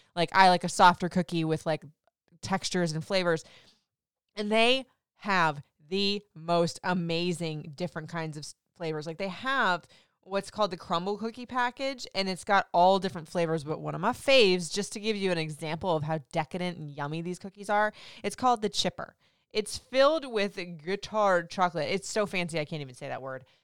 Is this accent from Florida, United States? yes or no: yes; Florida, United States; moved away; I grew up in Florida